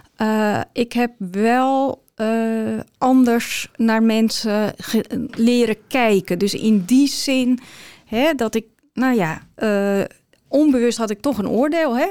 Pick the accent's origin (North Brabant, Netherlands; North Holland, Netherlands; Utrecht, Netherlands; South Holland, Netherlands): North Holland, Netherlands; Ursem; also born or lived in Amstelveen / Amsterdam; now in Alkmaar, Netherlands; geboren in Amstelveen opgegroeid in Ursem